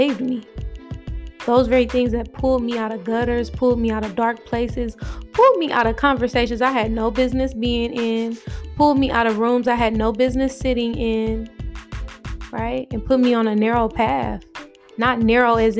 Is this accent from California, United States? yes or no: yes; Oakland, California, United States; I'm born and raised in Oakland, California.